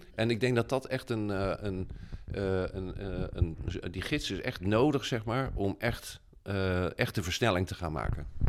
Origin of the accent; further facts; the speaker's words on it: Rotterdam, South Holland, Netherlands; also born or lived in Kralingen, Rotterdam; wij wonen in Kralingen en maar ik ben geboren in Krooswijk, hè, dus dat is vlakbij.